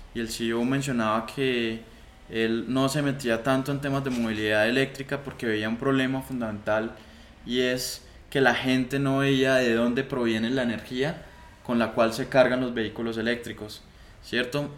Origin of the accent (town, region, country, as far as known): Colombia